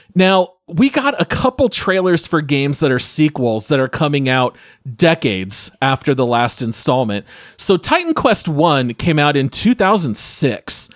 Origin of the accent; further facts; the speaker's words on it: Phoenix, Arizona, United States; Ryan and I grew up in the Phoenix area